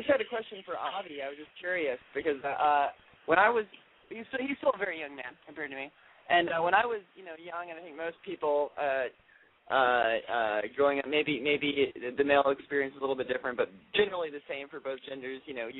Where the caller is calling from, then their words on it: Highland Park, United States; from Highland Park.